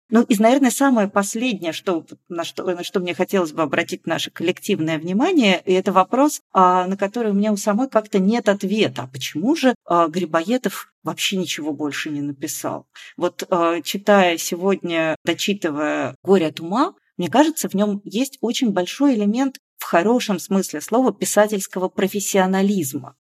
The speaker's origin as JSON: {"language": "Russian", "country": "Georgia", "tie": "born or raised there", "moved": "yes", "said": "Я, поскольку выросла в Грузии"}